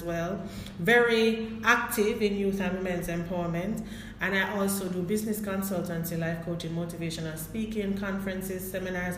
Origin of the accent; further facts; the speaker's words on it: Kingston, Saint Andrew, Jamaica; I'm a potter's daughter, born and raised in Kingston, St. Andrew